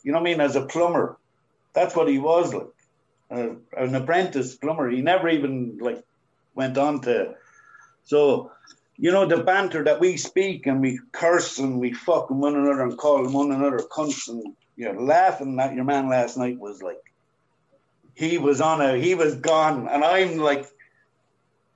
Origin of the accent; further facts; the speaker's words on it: Ireland; We speak English the way we speak English as Irish.